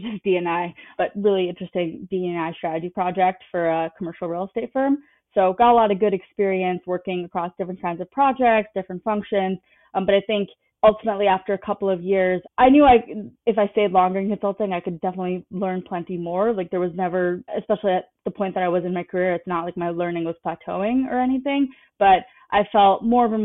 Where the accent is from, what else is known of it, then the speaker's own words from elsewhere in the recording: South Brunswick, New Jersey, United States; I'm originally from New Jersey, from a town right next to Princeton called South Brunswick. Went to a public high school